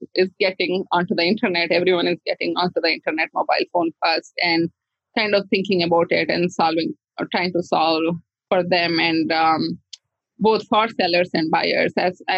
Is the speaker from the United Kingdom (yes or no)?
no; India; I saw this artwork by a seller in India, and I grew up in India